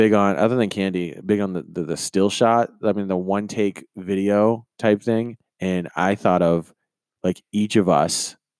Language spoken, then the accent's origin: English; Belfast, Maine, United States; born or raised there